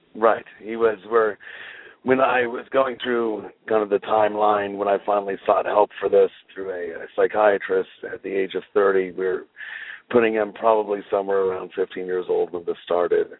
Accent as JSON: {"language": "English", "town": "Bakersfield", "region": "California", "country": "United States", "tie": "born or raised there", "also_born_or_lived": "Ridgecrest, California", "said": "We moved from Ridgecrest to Bakersfield, California, when I was eight"}